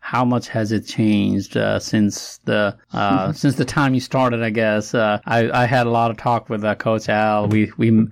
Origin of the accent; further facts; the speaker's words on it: Nepal; moved away; I'm from Nepal